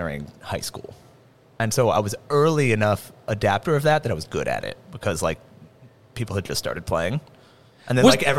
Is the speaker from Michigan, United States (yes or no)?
no; Atlanta, Georgia, United States; moved away as an adult; now in Los Angeles, United States; From Atlanta. Spent the first 25 years of my life there, and then I've been in L.A. for almost 11, coming up on 11 years.